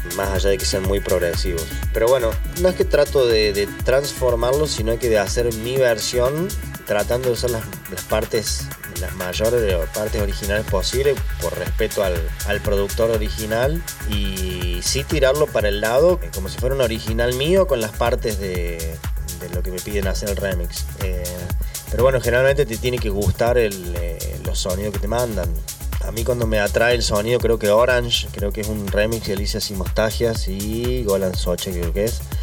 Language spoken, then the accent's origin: Spanish; Argentina; nosotros y más siendo argentinos y más siendo, no sé, del interior en mi caso